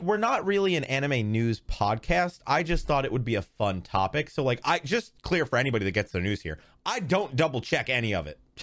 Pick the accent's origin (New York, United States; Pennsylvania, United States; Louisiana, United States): New York, United States; I'm from New York